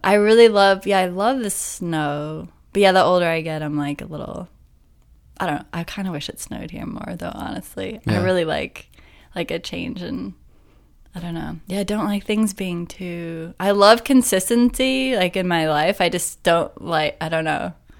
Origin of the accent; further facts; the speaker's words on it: New Zealand; now in United States; That was sort of like my favorite thing to do growing up in New Zealand.